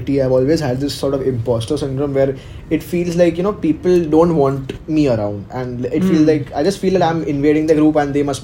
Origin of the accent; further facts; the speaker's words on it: Mumbai, Maharashtra, India; I'm from Mumbai.